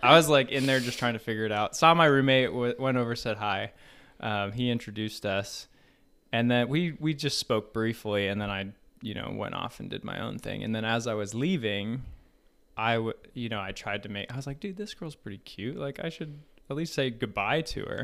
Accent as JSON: {"language": "English", "region": "Colorado", "country": "United States", "tie": "born or raised there", "also_born_or_lived": "Hawaii", "moved": "as an adult", "said": "I grew up in Colorado"}